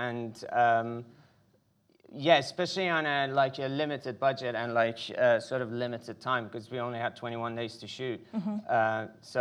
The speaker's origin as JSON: {"language": "English", "country": "Iran", "tie": "born or raised there", "moved": "yes", "said": "I was born in Iran in the 80s, right in the middle of Iran-Iraq war"}